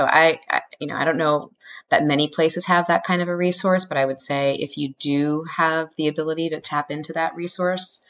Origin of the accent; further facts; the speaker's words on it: Massachusetts, United States; also born or lived in Boston; I'd actually never lived in Boston, although I grew up in Massachusetts.